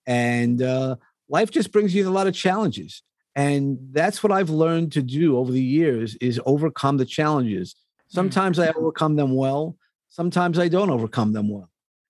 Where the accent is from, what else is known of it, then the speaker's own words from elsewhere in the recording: Texas, United States; born there; So if you're asking me where I was born in Texas, because my dad was in the Air Force. He was just getting out of the Air Force, right.